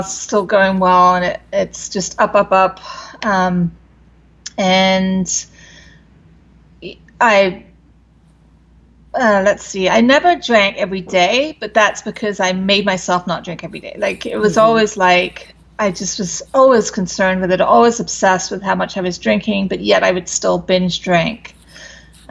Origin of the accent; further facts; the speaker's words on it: London, United Kingdom; moved away as an adult; now in United States; I was raised in London, England, and I came over to the States when I was like 18